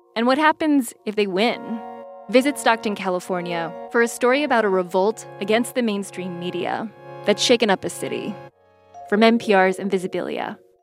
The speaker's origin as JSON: {"language": "English", "country": "Haiti", "said": "I'm Haitian"}